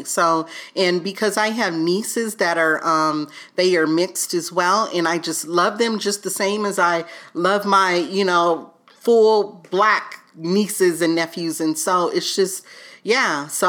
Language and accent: English; the South, United States; growing up in the South, you know, so...